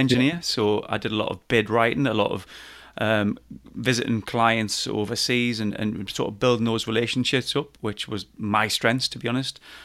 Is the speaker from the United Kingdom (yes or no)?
yes; Newcastle upon Tyne, North East England, United Kingdom; accent: Geordie; my Geordie just kicks